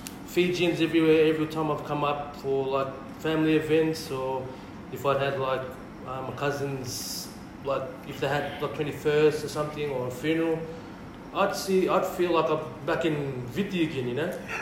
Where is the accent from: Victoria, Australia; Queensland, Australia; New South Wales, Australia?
Victoria, Australia; Melbourne; moved away as an adult; also born or lived in Lomaiviti, Fiji; now in Sydney, Australia; I was born and raised in Melbourne.